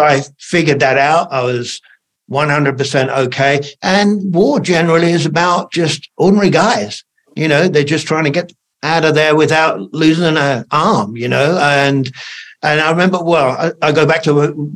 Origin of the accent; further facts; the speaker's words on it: United Kingdom; I'm British in the British Army